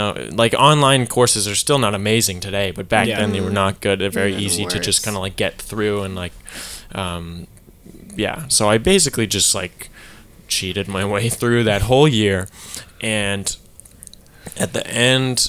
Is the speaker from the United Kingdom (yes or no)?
no; Burnaby, British Columbia, Canada; also born or lived in Port Moody; I moved from Burnaby to Port Moody, and I had to do grade 8 math again